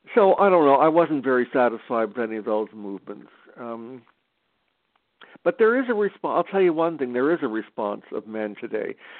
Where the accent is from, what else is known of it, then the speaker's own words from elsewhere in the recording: Canada; I'm Canadian